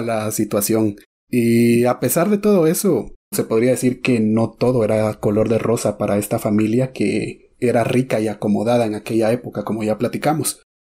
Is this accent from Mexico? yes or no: no; Guatemala; de aquí, de Guate